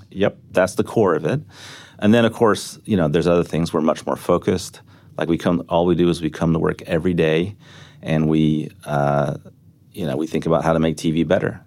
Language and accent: English; Texas, United States; also born or lived in The Hague, Netherlands; I grew up in Texas